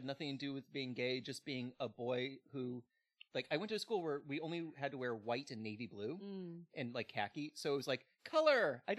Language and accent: English; Southern California, United States; And I grew up in Southern California.